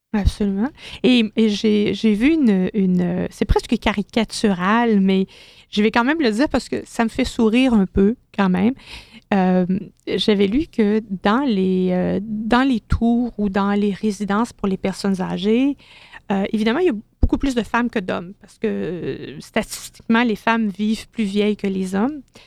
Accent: Quebec, Canada; chez nous, au Québec

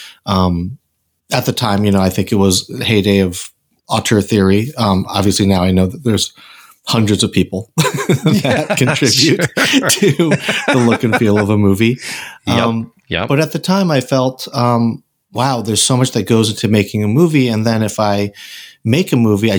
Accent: Randolph, Massachusetts, United States; I grew up in Randolph, Mass.

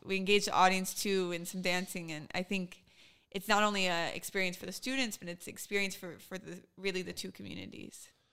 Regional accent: Richmond, Virginia, United States; moved away as an adult; now in Israel; growing up in Richmond

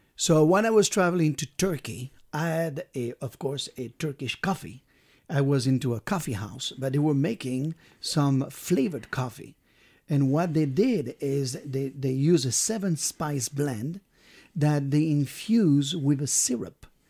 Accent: Brittany, France; moved away; I'm from Brittany

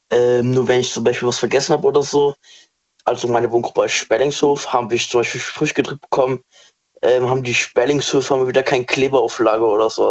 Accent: Worms, Rhineland-Palatinate, Germany; Ich komme aus Worms.

